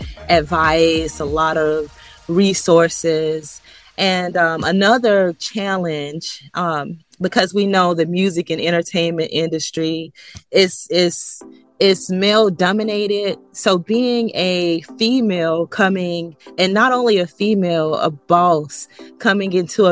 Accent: Jacksonville, Florida, United States; I'm from Jacksonville, Florida

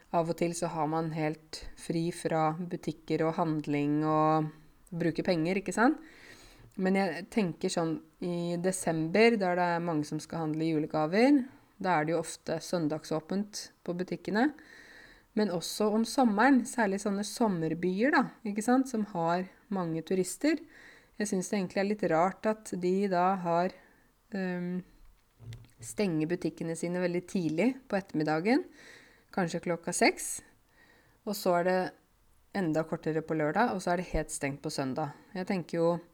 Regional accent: Norway; jeg har vokst opp i Norge, gått på norsk barnehage, eh, norske foreldre

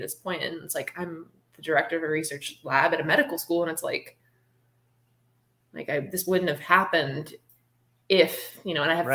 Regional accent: New Orleans, Louisiana, United States; moved away; I'm from New Orleans originally, and I went through Katrina

